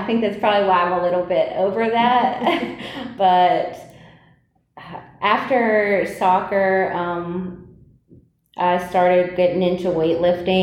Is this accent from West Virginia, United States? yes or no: yes; West Virginia, United States; moved away as an adult; also born or lived in Winston-Salem, North Carolina; now in Greensboro, United States; I'm actually from West Virginia